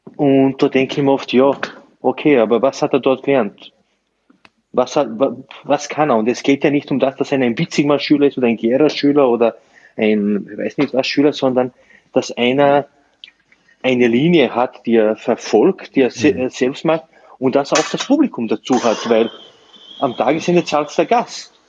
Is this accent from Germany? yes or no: no; Slovenia; also born or lived in Burgenland, Austria; now in Austria; ich komme eigentlich aus Slowenien